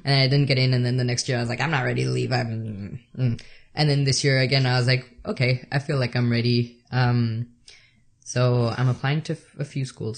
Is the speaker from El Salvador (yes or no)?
yes; El Salvador; moved away; I'm from El Salvador